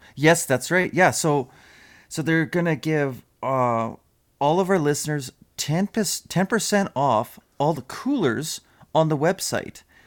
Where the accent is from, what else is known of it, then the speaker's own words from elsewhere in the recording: Hay Lakes, Alberta, Canada; we, uh, we grew up in just outside of Hay Lakes